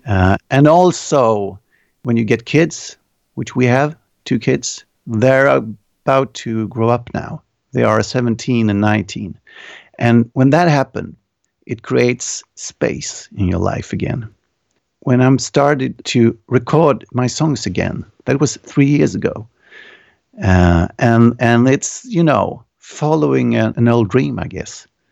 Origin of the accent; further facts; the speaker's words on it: Örebro, Örebro County, Sweden; my hometown, it's called Örebro, and we have, like, one hundred fifty thousand people here.